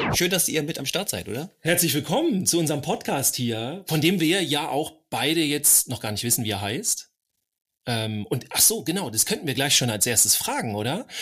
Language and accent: German; Northern Germany, Germany; ich als Norddeutscher